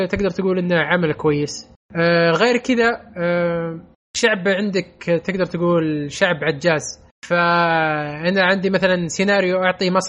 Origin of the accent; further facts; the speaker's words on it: Saudi Arabia; لا والله مو بس واحد أنا... سعودي